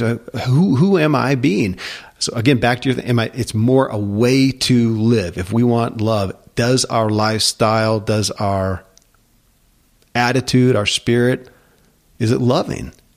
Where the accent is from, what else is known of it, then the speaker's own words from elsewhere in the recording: United States; I grew up in America